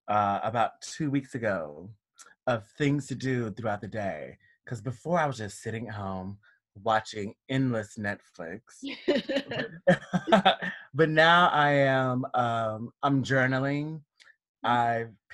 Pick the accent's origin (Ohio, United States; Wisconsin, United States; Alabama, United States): Alabama, United States; Alabaster; accent: southern twang; now in New York, United States; I grew up in outside of Birmingham in suburbia in a small city called Alabaster